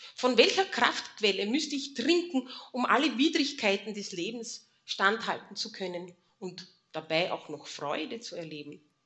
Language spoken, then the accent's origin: German; Mistelbach, Lower Austria, Austria; ich bin in Mistelbach geboren. Ihr seht hier hinten die Kirche. Und wenn ich von zu Hause in den Kindergarten oder in die Schule gehen musste